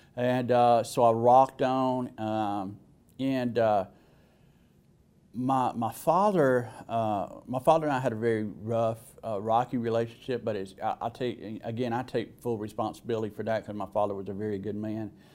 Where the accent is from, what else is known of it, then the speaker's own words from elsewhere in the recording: Alabama, United States; accent: southern; as you could probably tell by my accent, I was born in the South. Uh, I was in, in Alabama